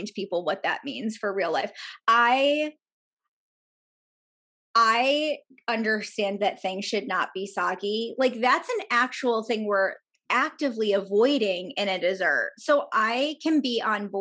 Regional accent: New York, United States; I feel like a bad New Yorker

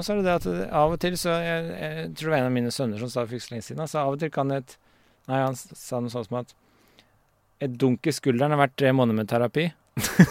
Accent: Vormsund, Akershus, Norway; Vormsund, der jeg vokste opp

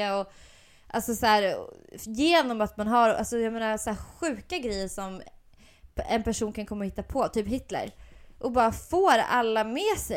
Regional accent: Gotland, Sweden; accent: gotländska; Men jag har ju velat snacka gotländska så jävla länge så nu, har, nu har det fan kommit av sig själv.

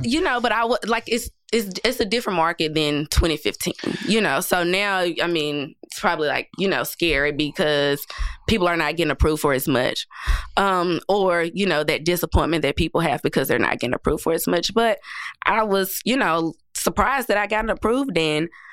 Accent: Nashville, Tennessee, United States; I grew up in public housing my entire life. Um, right here in Nashville

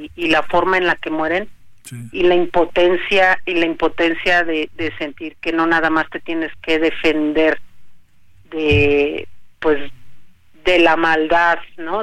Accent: Mexico; yo le pido como mexicana

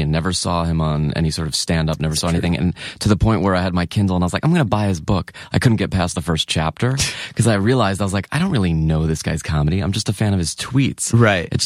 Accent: Long Island, New York, United States; moved away; Long Island. Gotcha. New York. Long Island

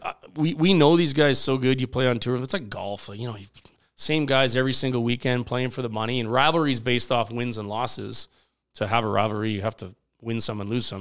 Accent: Regina, Saskatchewan, Canada; moved away; I grew up in Regina

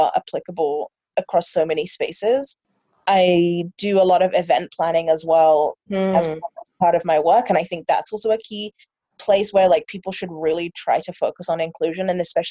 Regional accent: London, United Kingdom; moved away as an adult; now in Vancouver, Canada; I'm from England. I was born and raised in London, and then I came to Vancouver

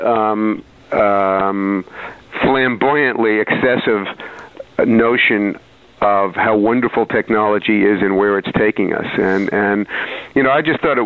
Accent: New York, United States; also born or lived in Saratoga Springs, New York; now in Greenwich, New York, United States; I grew up in New York, as a boomer generation kid

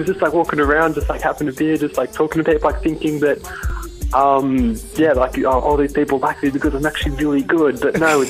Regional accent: Sydney, New South Wales, Australia; I'm from Sydney, Australia.

